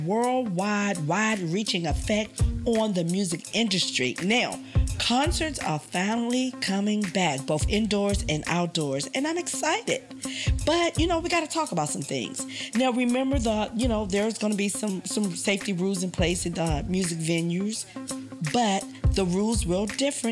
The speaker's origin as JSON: {"language": "English", "town": "Washington", "region": "District of Columbia", "country": "United States", "tie": "born or raised there", "said": "we both are native Washingtonians"}